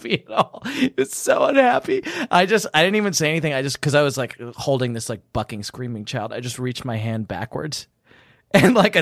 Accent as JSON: {"language": "English", "region": "England", "country": "United Kingdom", "accent": "English", "moved": "yes", "said": "I am English and I do have an actual English accent"}